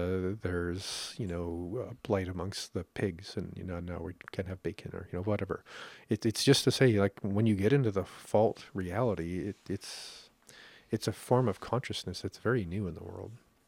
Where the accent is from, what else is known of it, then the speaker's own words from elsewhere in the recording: Canada; That's the karma of being Canadian.